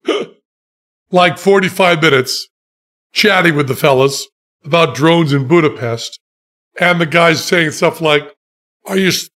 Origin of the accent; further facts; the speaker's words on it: United States; We're Americans